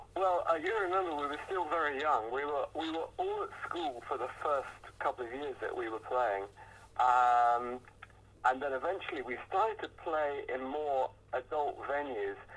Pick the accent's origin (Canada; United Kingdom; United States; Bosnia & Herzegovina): United Kingdom; Hertfordshire, East of England; I come from Hertfordshire, and um, and, and that's a county in, in England